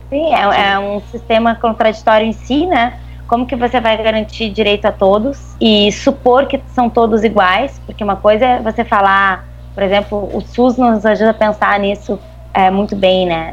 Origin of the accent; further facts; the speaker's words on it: Rio Grande do Sul, Brazil; accent: gaúcho; moved away as an adult; also born or lived in Niterói; now in Rio de Janeiro, Brazil; pelo meu sotaque já se nota que eu sou gaúcha